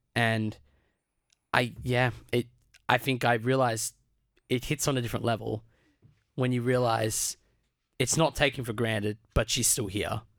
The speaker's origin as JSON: {"language": "English", "country": "Australia", "tie": "born or raised there", "said": "I was born in Australia. I guess you could argue my second generation Australian 'cause both my parents were born in Australia"}